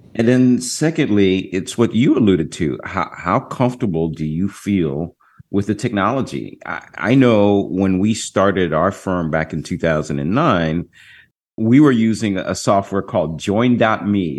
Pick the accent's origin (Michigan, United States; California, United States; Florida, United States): Florida, United States; Jacksonville; now in Orlando, United States; I was just at my hometown. Most of my family uh, lives in Jacksonville, Florida. As you know, I'm, I'm here in Orlando. I go home quite often